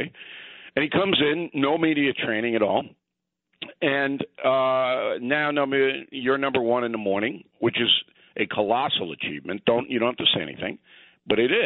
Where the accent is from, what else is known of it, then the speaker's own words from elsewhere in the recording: New York, United States; those of us who were born and raised in New York, we remember Big Dan Ingram and Cousin Brucey